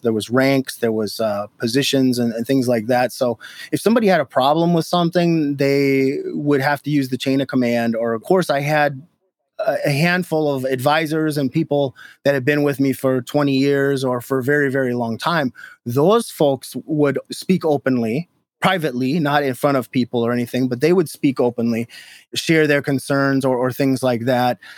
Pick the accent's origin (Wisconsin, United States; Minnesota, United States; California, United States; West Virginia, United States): Minnesota, United States; moved away as an adult; now in Detroit, United States; I'm from Minnesota originally